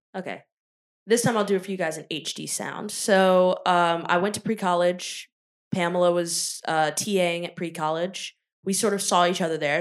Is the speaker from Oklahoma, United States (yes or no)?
no; Richmond, Virginia, United States; me growing up in Richmond, Virginia